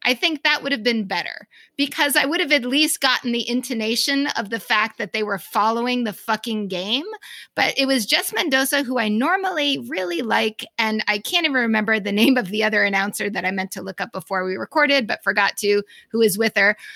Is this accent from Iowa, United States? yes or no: no; Boston, Massachusetts, United States; accent: Boston; my Boston accent